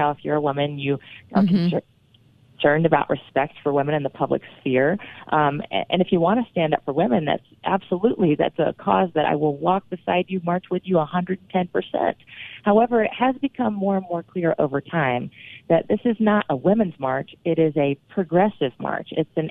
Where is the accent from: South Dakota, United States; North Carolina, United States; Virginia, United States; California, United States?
North Carolina, United States; moved away; I'm originally from North Carolina